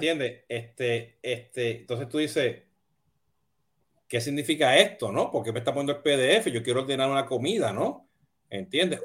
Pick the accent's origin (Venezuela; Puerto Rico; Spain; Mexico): Puerto Rico; soy boricua